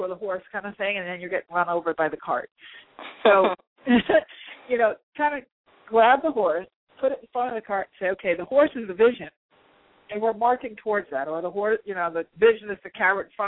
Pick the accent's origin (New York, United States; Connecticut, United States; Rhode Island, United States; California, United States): New York, United States; New Yorker, United States; I'm a New Yorker too. It's in our blood